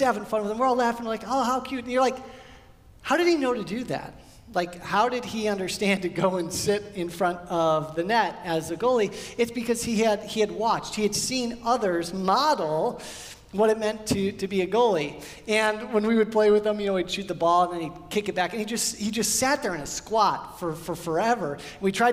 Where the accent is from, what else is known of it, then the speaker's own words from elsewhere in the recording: Midwest, United States; now in California, United States; We grew up in the Midwest and then moved out here to California